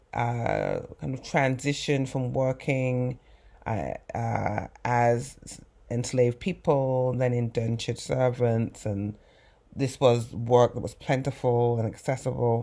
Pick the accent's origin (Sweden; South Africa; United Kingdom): United Kingdom; England; now in United States; growing up in England